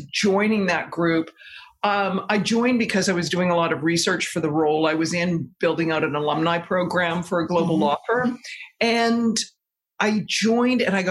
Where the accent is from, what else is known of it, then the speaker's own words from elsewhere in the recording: Victoria, British Columbia, Canada; moved away as an adult; also born or lived in Toronto, Canada; now in New York City, United States; I grew up in Victoria, British Columbia.